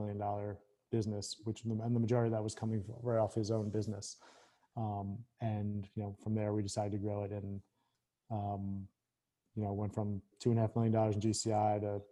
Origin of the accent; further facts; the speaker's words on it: Philadelphia, Pennsylvania, United States; moved away as an adult; also born or lived in Northern Virginia; So I grew up in Philly.